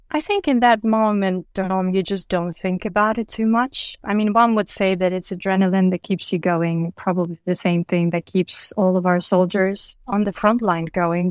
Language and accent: English; Chernivtsi, Chernivtsi Oblast, Ukraine; my hometown, Chernivtsi